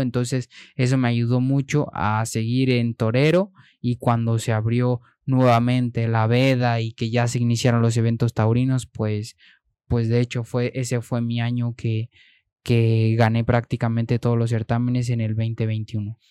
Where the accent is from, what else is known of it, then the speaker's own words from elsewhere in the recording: Mexico; moved away; also born or lived in Spain; siendo mexicano